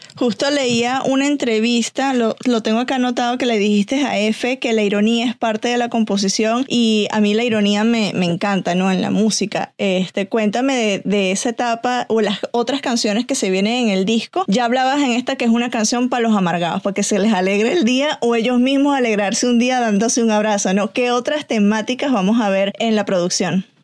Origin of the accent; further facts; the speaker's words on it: Venezuela; yo soy venezolana, crecí en los 90